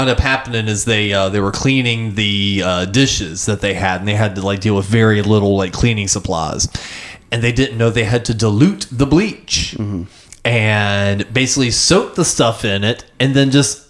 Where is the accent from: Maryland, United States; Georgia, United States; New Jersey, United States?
New Jersey, United States; We're from New Jersey.